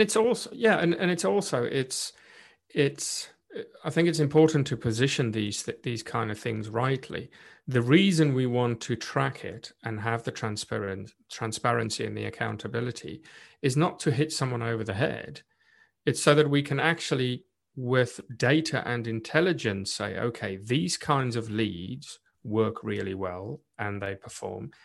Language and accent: English; South Africa; first language Afrikaans; English is a second language; moved away as an adult; now in United Kingdom; I was born and raised in South Africa and being Afrikaans, South African as well, so not English speaking